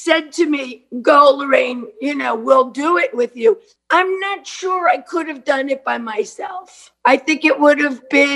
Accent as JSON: {"language": "English", "town": "New York City", "region": "New York", "country": "United States", "tie": "born or raised there", "said": "I'm a kid from Brooklyn."}